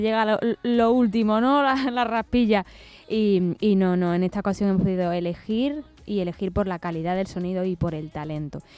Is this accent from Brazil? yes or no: no; Seville, Andalusia, Spain; por aquí, por mi tierra